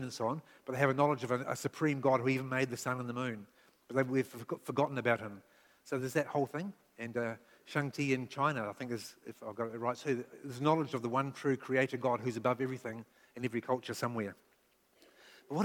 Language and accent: English; Nelson, New Zealand; also born or lived in Dartmoor, England; now in Waikato, New Zealand; That's a beautiful place, but it's quite conservative, a little bit cut off. So back as a child growing up in Nelson